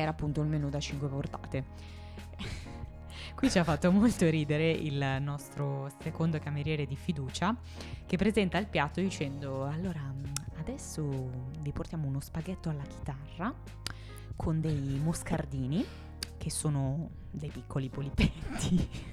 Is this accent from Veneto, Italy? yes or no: no; Milan, Lombardy, Italy; siamo nati entrambi a Milano